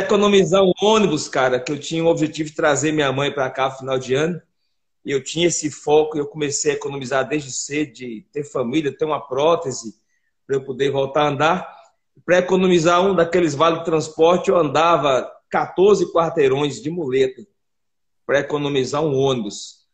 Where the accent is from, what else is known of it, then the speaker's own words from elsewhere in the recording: Rio Grande do Norte, Brazil; now in Belo Horizonte, Brazil; eu sou natural do Rio Grande do Norte. Eu vim para BH em 2003